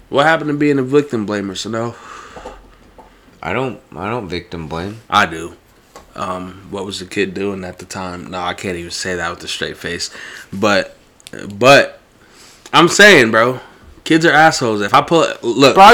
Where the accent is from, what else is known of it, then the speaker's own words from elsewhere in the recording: Bosnia & Herzegovina; Bosnia. I'm Bosnian. You're Pakistani.